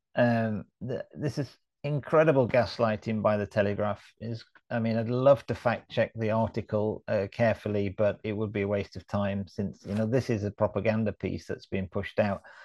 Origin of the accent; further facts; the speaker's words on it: United Kingdom; now in Sweden; as a Brit